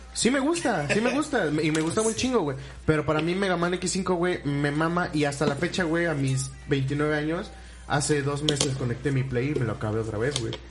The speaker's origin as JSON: {"language": "Spanish", "town": "Orizaba", "region": "Veracruz", "country": "Mexico", "said": "en los mercados de aquí de Orizaba"}